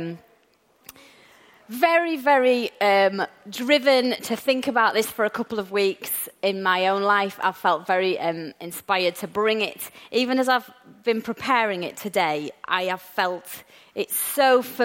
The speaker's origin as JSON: {"language": "English", "region": "England", "country": "United Kingdom", "said": "We English people"}